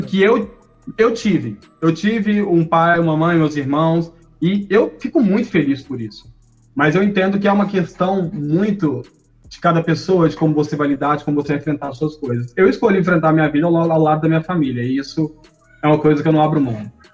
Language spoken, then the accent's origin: Portuguese; Contagem, Minas Gerais, Brazil; Eu cresci, eu e a Fatine crescemos juntos lá no Ressaca. Ressaca é uma região de Contagem